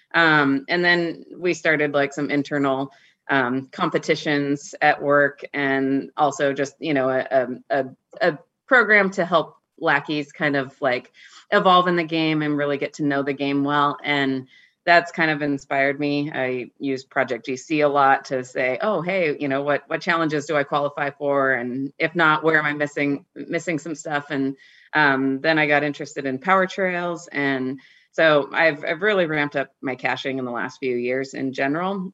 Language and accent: English; North Idaho, United States; now in Seattle, United States; I get back to my hometown um, regularly. So um, there's not a ton of caches in North Idaho